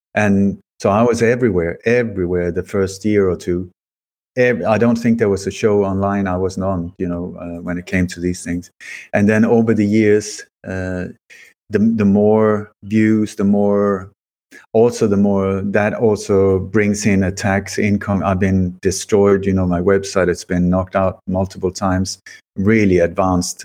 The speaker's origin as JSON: {"language": "English", "country": "Sweden", "tie": "born or raised there", "also_born_or_lived": "Denmark", "said": "I, I was born in Denmark, but I moved to Sweden when I was a child very uh, hastily."}